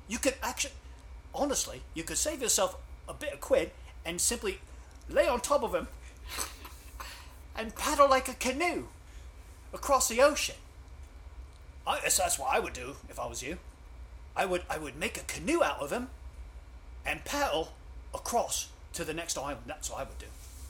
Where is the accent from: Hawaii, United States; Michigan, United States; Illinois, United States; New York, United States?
Hawaii, United States; I was born and raised here.